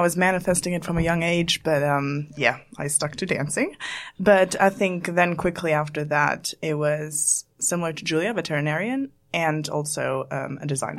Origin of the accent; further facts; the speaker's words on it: Luxembourg; moved away; originally I'm from Luxembourg